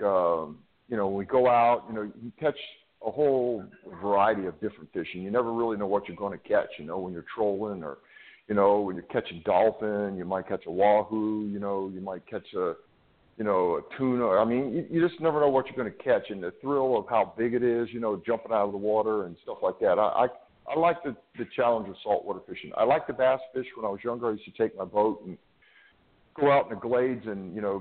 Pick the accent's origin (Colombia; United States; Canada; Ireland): United States; Florida; I grew up in Florida and grew up on boats, around boats, fishing